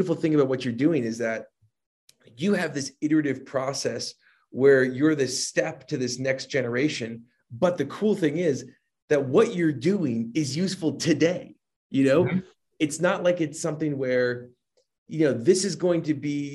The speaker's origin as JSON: {"language": "English", "region": "New Jersey", "country": "United States", "said": "I'm from Jersey"}